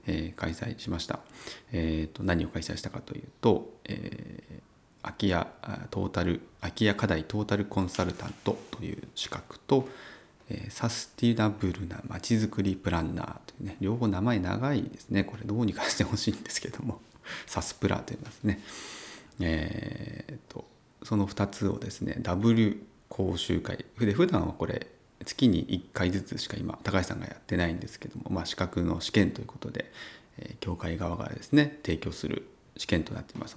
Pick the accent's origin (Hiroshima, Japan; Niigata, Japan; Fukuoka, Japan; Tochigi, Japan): Niigata, Japan; Uonuma area; 私の地元である魚沼地域ですね